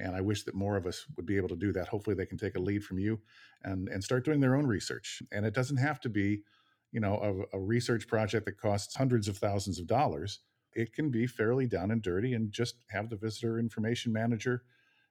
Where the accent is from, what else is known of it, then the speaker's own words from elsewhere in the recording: just outside of Chicago, Illinois, United States; I grew up just outside of Chicago.